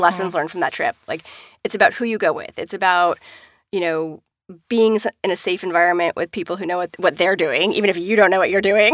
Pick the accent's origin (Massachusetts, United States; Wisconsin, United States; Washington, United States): Washington, United States; I grew up in Washington State and Mount Rainier is there